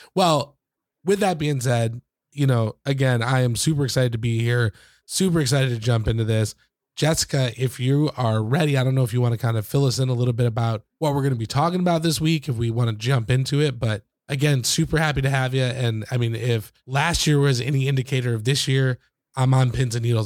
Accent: Michigan, United States; where I grew up in, in Michigan

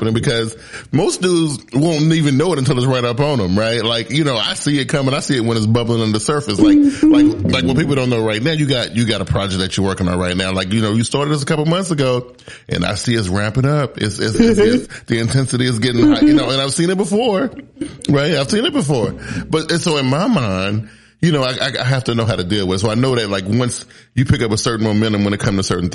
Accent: South Carolina, United States; I was born in the South. I was born in South Carolina. Very, very humble beginnings, you know, raised by a super strong single mother

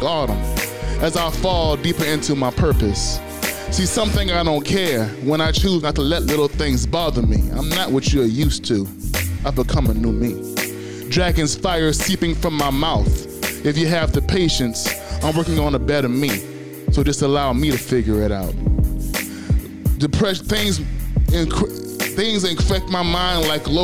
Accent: Louisiana, United States; I'm originally from Louisiana

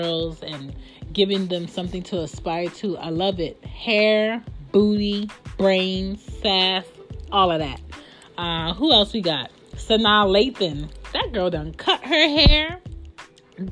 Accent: Philadelphia, Pennsylvania, United States; I'm from the West

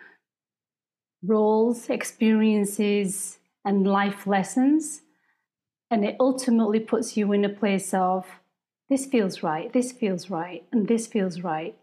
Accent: United Kingdom; I was raised in the Sikh faith from India originally, but I was born and raised in Britain

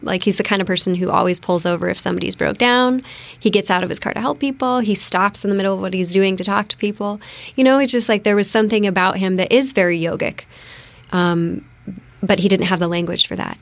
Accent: Bellevue, Washington, United States; moved away as an adult; also born or lived in Phoenix, Arizona / East Maui, Hawaii / Peru; now in Bainbridge Island, United States; I grew up in Bellevue, um, Bellevue Redmond border when it was, like, a lot of horse ranches

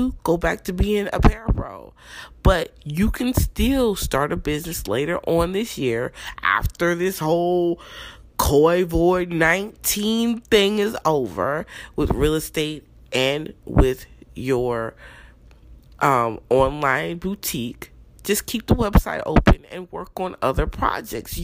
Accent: New Jersey, United States; also born or lived in Newark, New Jersey; Even though I was born in North Jersey, most of my life I was raised in South Jersey.

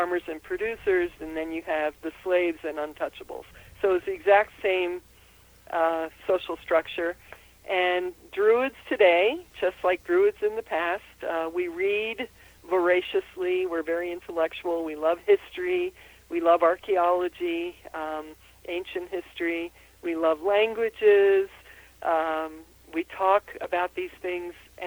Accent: Austria; moved away; also born or lived in Philadelphia; I was born in Austria

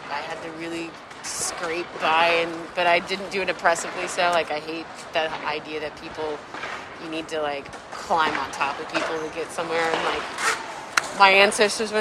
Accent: Oakland, California, United States; now in New York, United States; I grew up in Oakland, California. Growing up in Oakland was a very, you grew up fast experience

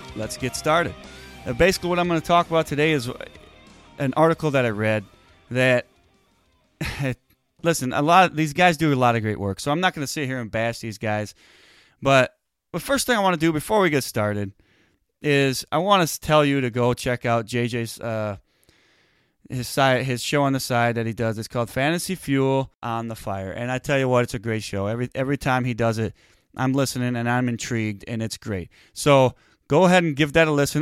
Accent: Wisconsin, United States; we're from Wisconsin.

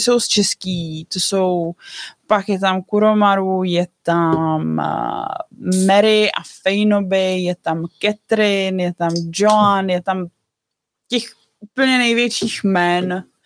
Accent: Bohemia, Czechia; u nás v Čechách

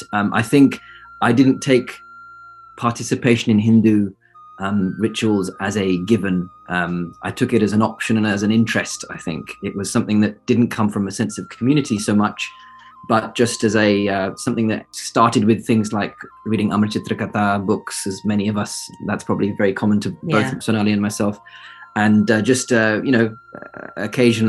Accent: United Kingdom; also born or lived in Cambridge, United Kingdom; I was born and raised in the United Kingdom, born near London

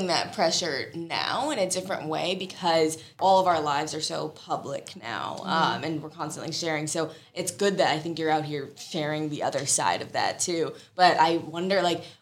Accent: St. Louis, Missouri, United States; I'm from St. Louis, so I'm a Midwestern girl

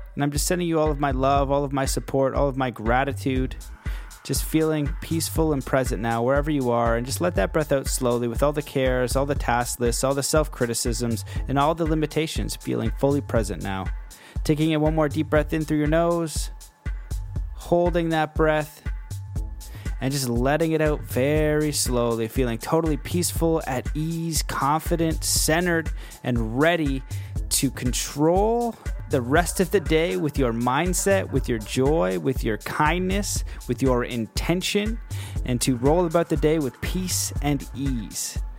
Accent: Canada; I'm Canadian

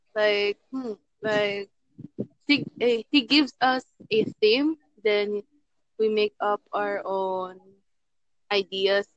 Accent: Philippines; I'm from Philippines.

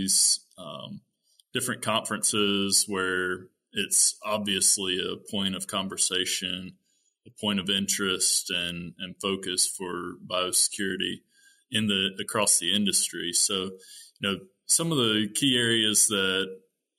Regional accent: North Carolina, United States; moved away as an adult; also born or lived in Minnesota; I am originally from North Carolina

